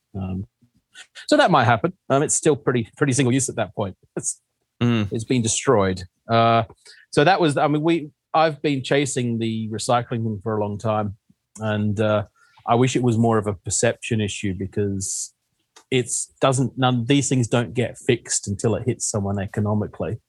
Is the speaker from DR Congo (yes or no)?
no; Western Australia, Australia; moved away as an adult; now in United Kingdom; I'm from Western Australia